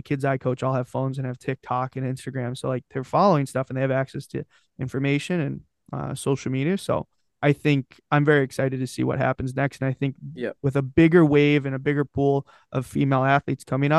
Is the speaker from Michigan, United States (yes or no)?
yes; Detroit, Michigan, United States; I grew up in Detroit